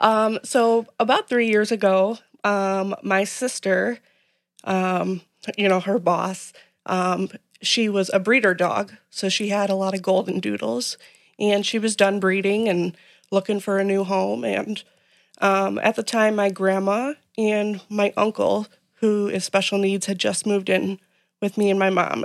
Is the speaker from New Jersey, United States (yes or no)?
no; Manhattan, Illinois, United States; I grew up in Manhattan, Illinois